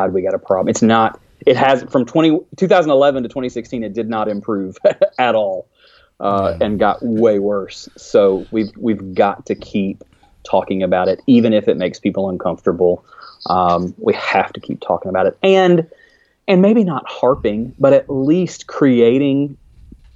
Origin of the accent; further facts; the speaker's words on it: rural Alabama, United States; accent: Alabama accent; in rural Alabama